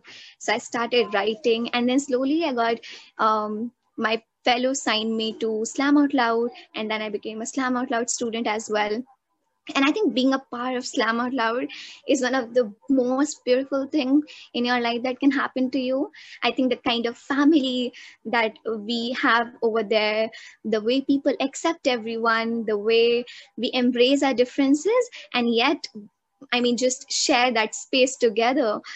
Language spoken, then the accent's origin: English; New Delhi, Delhi, India; also born or lived in Uttar Pradesh; I was born in UP and I was brought up to Delhi when I was 6 months. And since then, my parents have been living in Delhi